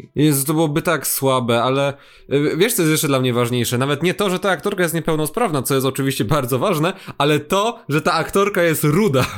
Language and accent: Polish; Kraków, Lesser Poland, Poland; u mnie na Kurdwanowie